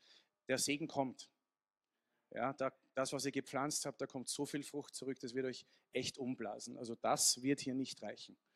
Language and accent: German; Vienna, Austria; Also ich bin so österreichisch und englisch und ein bisschen italienisch und genau. Ja, also klassischer Wiener